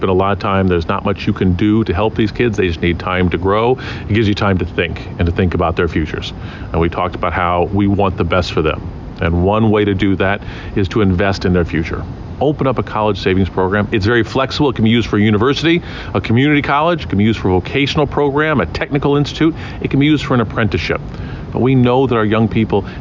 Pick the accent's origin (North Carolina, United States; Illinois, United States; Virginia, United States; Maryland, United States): Illinois, United States; Central; I grew up in Central Illinois. I grew up in a farming town with a farming family